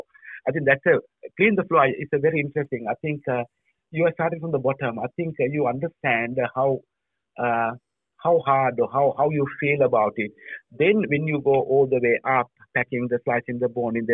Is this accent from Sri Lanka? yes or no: yes; Sri Lanka; moved away as an adult; also born or lived in Europe; now in Australia; I was born in Sri Lanka. I was studied in Sri Lanka